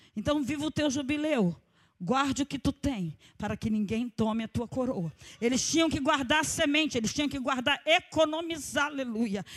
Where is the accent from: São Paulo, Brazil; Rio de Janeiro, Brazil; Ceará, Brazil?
Rio de Janeiro, Brazil; Nós somos cariocas e somos acostumados ao calor